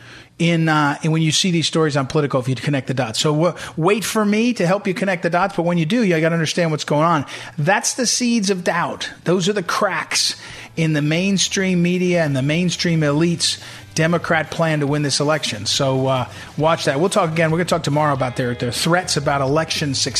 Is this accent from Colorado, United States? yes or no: no; Missouri, United States; I'm from Missouri